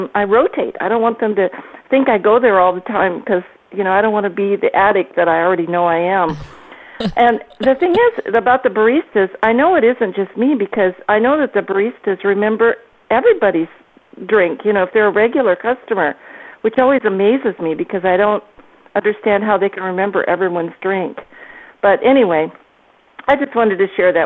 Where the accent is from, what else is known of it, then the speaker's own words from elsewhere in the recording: Washington, United States; I'm from Washington State, you know, the home of Starbucks. I live about an hour from Seattle